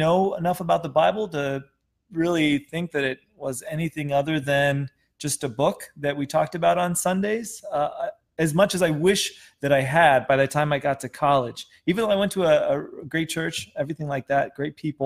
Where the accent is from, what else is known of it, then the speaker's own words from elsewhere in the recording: Wisconsin, United States; moved away; I'm from Wisconsin.